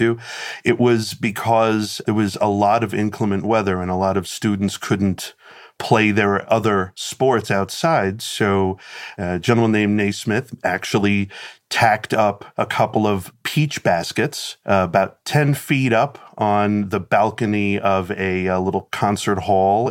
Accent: Philadelphia, Pennsylvania, United States; I'm from Philadelphia

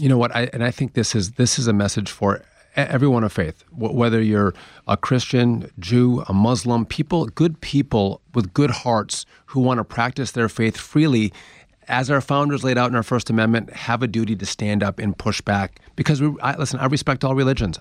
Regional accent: Wisconsin, United States; I'm from Wisconsin

